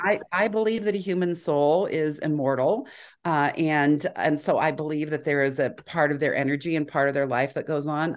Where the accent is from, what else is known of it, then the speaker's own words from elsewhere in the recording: Bay Area, California, United States; I grew up in the Bay Area